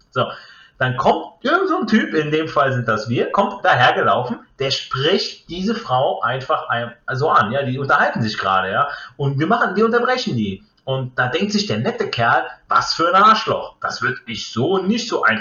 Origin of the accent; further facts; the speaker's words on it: Italy; ich jetzt als Italiener bringe jetzt mal den, den Beispiel, das Beispiel Ferrari.